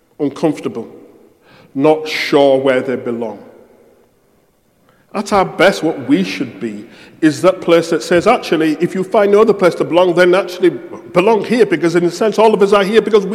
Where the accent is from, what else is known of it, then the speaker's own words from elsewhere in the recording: United Kingdom; I'm British